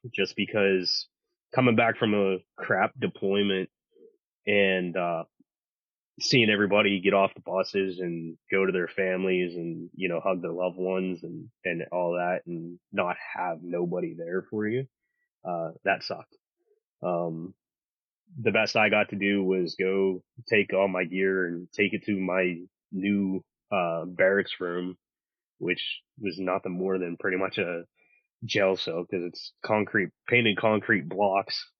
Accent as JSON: {"language": "English", "town": "Pittsburgh", "region": "Pennsylvania", "country": "United States", "tie": "born or raised there", "said": "I grew up here in Pittsburgh"}